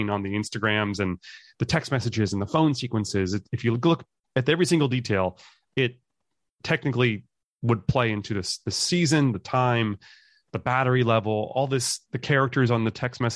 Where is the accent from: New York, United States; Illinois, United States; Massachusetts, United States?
New York, United States; New York City; I grew up in Manhattan